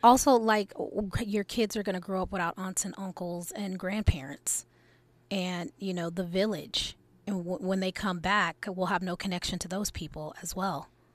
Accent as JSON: {"language": "English", "town": "Los Angeles", "region": "California", "country": "United States", "tie": "born or raised there", "said": "growing up in Lamert and Crenshaw"}